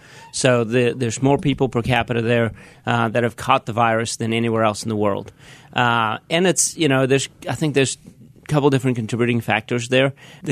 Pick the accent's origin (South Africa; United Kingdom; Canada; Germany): South Africa; accent: South African; moved away; born and raised in South Africa.